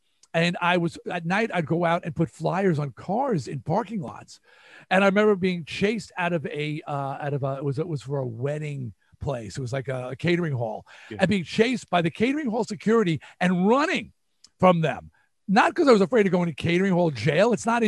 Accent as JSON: {"language": "English", "region": "New York", "country": "United States", "accent": "New York", "said": "A, I had to lose my New York accent."}